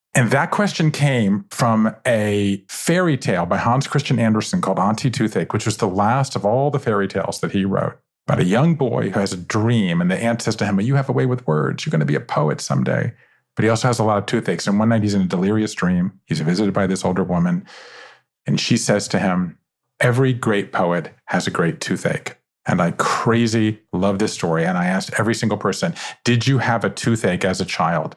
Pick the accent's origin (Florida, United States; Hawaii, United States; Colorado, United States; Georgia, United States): Georgia, United States; Savannah; born or raised there